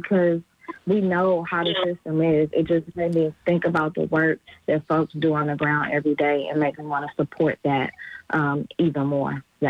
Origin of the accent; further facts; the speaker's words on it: Mississippi, United States; I was taken in because, I came from Mississippi, so I guess they didn't have anything on me.